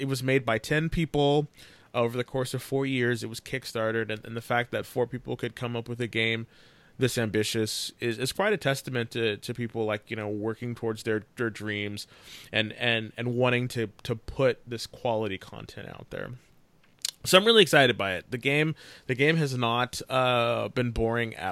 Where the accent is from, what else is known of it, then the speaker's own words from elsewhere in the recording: California, United States; we're all from California